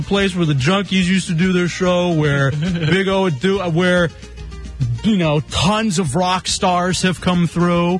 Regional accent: West Texas, United States; growing up in West Texas

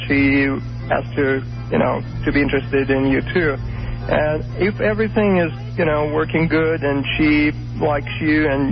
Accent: Russia; I am from Russia myself

